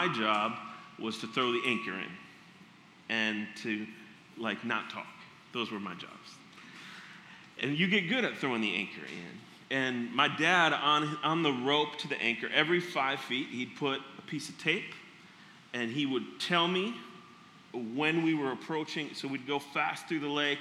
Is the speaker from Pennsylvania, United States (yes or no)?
no; Minneapolis, Minnesota, United States; I grew up in Minneapolis